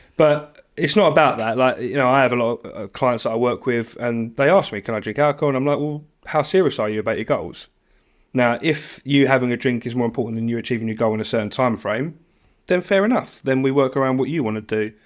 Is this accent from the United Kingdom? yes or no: yes; United Kingdom; I'm British born and bred